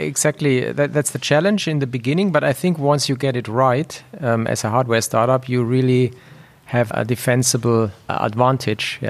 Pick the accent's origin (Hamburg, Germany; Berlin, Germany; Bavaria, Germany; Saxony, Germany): Bavaria, Germany; Munich; moved away as an adult; also born or lived in Switzerland; I basically was born and raised in Germany. I spent large part of my career in Switzerland. But then over time, I migrated back to Munich, which is basically my hometown.